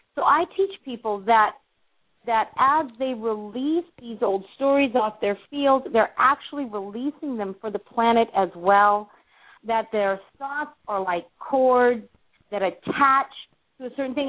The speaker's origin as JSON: {"language": "English", "town": "Los Angeles", "region": "California", "country": "United States", "tie": "born or raised there", "said": "growing up in the Hollywood Hills"}